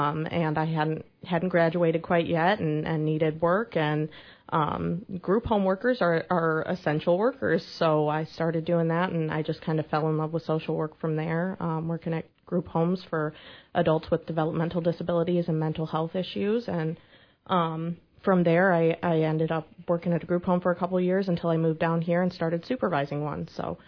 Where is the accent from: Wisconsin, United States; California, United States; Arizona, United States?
Wisconsin, United States; Kenosha; moved away as an adult; also born or lived in Whitewater, Wisconsin; now in Quincy, United States; I'm from Wisconsin. You might be able to recognize the accent a little bit. But I born and raised in Kenosha, Wisconsin, ended up going to the University of Wisconsin-Whitewater